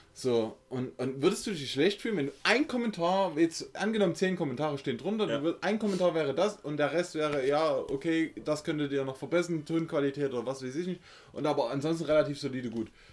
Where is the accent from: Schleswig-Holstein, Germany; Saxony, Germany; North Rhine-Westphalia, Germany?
Saxony, Germany; accent: Saxon; unseren sächsischen Dialekt